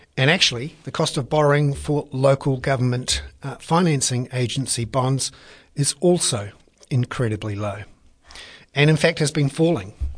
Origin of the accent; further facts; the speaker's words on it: Wellington, New Zealand; I'm from Wellington.